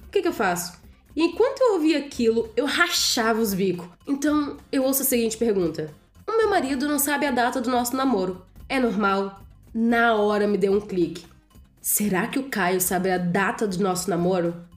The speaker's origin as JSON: {"language": "Portuguese", "region": "Rio de Janeiro", "country": "Brazil", "said": "eu sou do Rio de Janeiro"}